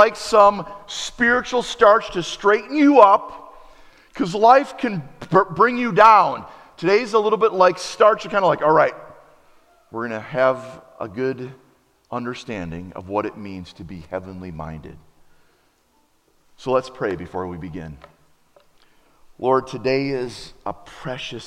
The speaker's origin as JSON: {"language": "English", "town": "Appleton", "region": "Wisconsin", "country": "United States", "said": "when I travel through Wisconsin, around Wisconsin, I wear my Appleton West t-shirt"}